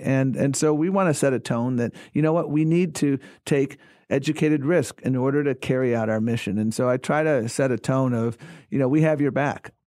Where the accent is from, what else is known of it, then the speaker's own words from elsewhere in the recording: Buffalo, New York, United States; moved away; I grew up in Buffalo, New York